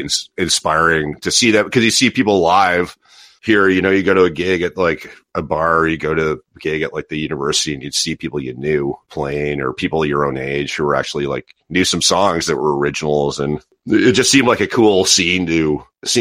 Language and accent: English; Toronto, Ontario, Canada; moved away as an adult; also born or lived in Halifax, Nova Scotia; growing up in Ontario